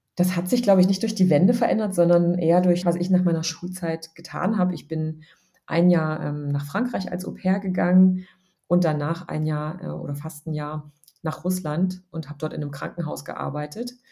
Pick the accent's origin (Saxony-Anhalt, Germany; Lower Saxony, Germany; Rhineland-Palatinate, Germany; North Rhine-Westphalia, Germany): Saxony-Anhalt, Germany; Dessau; moved away as an adult; also born or lived in Berlin; now in Munich, Germany; Ich bin in Dessau aufgewachsen und ähm, habe da ähm, gewohnt und gelebt, bis ich so 19 war